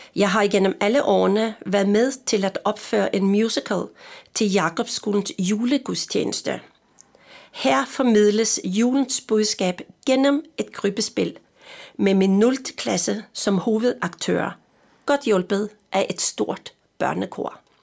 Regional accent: Østfold, Norway; Danish is a second language; also born or lived in Frederiksberg, Denmark; now in Denmark; Jeg er jo nordmand

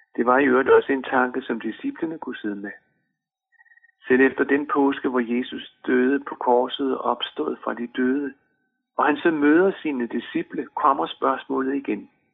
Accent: Denmark; vores pas bekræftede, at vi er danskere. Vi hører til i Danmark

